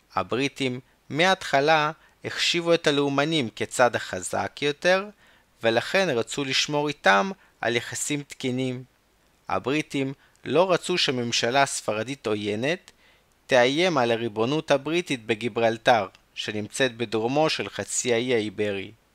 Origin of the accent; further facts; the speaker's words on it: Chernivtsi, Chernivtsi Oblast, Ukraine; בצ'רנוביץ, העיר שבה נולדתי